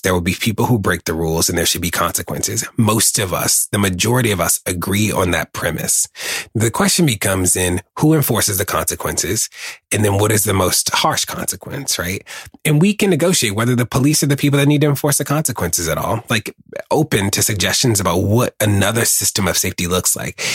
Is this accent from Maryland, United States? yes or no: yes; Baltimore, Maryland, United States; being a gay black kid growing up in Baltimore